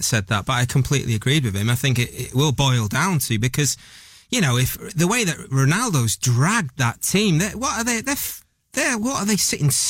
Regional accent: Manchester, North West England, United Kingdom; They won't know I'm from Manchester.

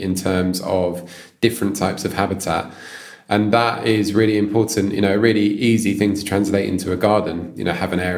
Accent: London, United Kingdom; as a child, I grew up near Richmond Park

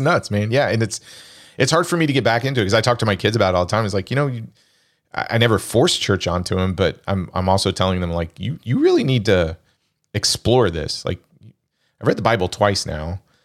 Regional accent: Kansas, United States; growing up in Kansas

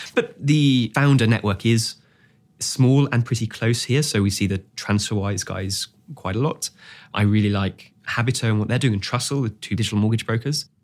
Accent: Singapore; I grew up in Singapore, and it was a very quiet street

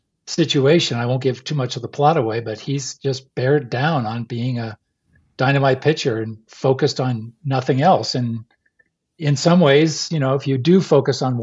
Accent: outside Boston, Massachusetts, United States; growing up outside Boston and becoming a huge Red Sox fan

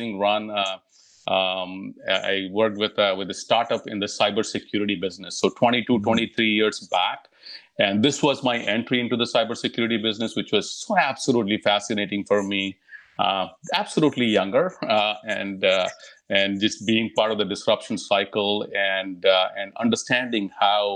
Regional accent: India; moved away as an adult; also born or lived in Europe; now in California, United States; I was born and raised in India

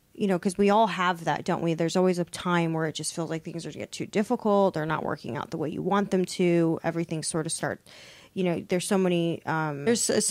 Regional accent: United States; I'm American

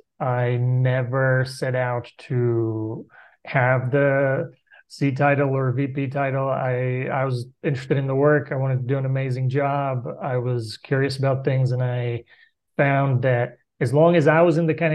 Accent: Bulgaria; moved away as an adult; I grew up in Bulgaria, which was for the first 12 years of my life, was a communist country. And I finished high school there

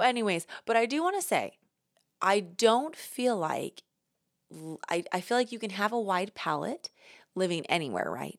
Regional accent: New York City, New York, United States; The New Yorker in me

